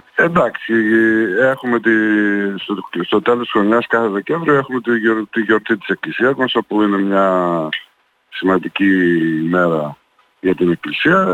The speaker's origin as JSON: {"language": "Greek", "country": "Greece", "tie": "born or raised there", "said": "είμαστε τρίτη γενιά και έχουμε γεννηθεί εδώ και είμαστε Έλληνες κατά, ε, κατά την τελειότητα"}